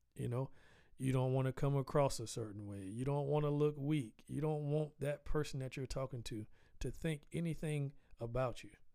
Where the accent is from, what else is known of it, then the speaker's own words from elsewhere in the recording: the South, United States; I'm Southern. I'm from the South. I actually I grew up on a dirt road